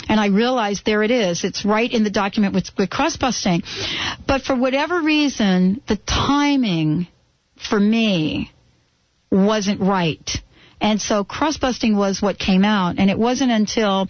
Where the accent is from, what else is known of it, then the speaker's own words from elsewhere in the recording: New Jersey, United States; my hometown, Jersey